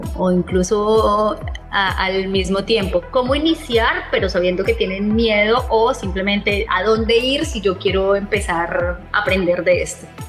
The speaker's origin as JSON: {"language": "Spanish", "country": "Colombia", "moved": "yes", "lives_now": "Italy", "said": "yo me encuentro en Italia, que soy colombiana"}